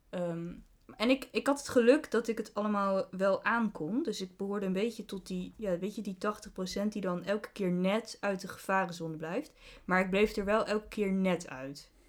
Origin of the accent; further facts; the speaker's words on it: Deventer, Overijssel, Netherlands; Ik woonde in Groningen. Ik kom overigens wel uit Deventer. Kun je ook horen aan mijn, eh, mijn accent.